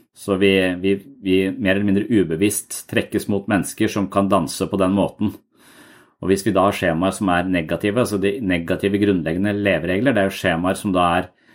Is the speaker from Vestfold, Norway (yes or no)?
yes; Tønsberg, Vestfold, Norway; moved away as an adult; also born or lived in Denmark; når jeg flytta fra Tønsberg, hvor jeg vokste opp, til militæret, og når jeg flytta fra militæret til Danmark